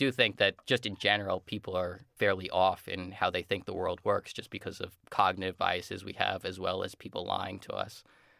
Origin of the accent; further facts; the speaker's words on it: New Jersey, United States; I'm from the New Jersey, like New York area